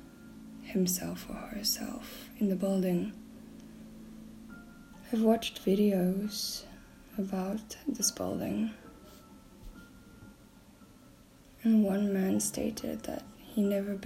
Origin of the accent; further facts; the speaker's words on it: South Africa; now in Poland; I'm from South Africa